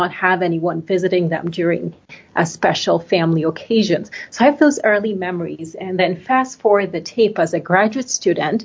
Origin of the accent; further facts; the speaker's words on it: Nigeria; moved away; I grew up in Nigeria in West Africa. My mother is American. My father is Nigerian.